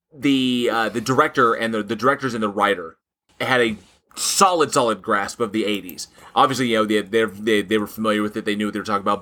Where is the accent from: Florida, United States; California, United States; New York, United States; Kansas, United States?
California, United States; Southern; when I grew up in Southern California